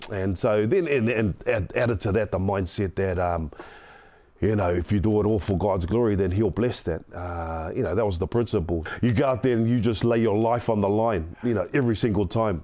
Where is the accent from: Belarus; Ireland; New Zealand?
New Zealand; Auckland; I grew up in South Auckland, the son of a widow